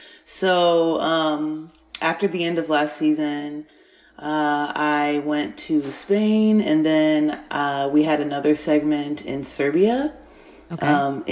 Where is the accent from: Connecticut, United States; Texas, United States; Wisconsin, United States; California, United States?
Texas, United States; Right now I am in Texas, my home state.